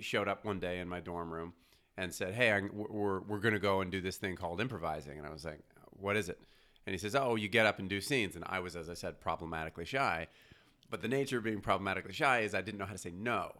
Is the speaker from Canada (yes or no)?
yes; Montreal, Quebec, Canada; moved away as an adult; now in Los Angeles, United States; I'm from Montreal